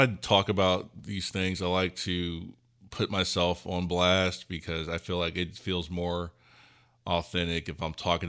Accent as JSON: {"language": "English", "region": "Ohio", "country": "United States", "tie": "born or raised there", "also_born_or_lived": "Memphis, Tennessee", "said": "I grew up in Ohio, but I also like to say I'm also from Memphis. Because my parents are from Tennessee"}